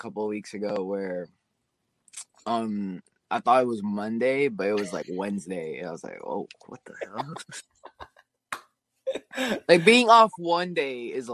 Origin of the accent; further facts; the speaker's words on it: Alaska, United States; I was from Alaska, so being stationed back in Alaska was cool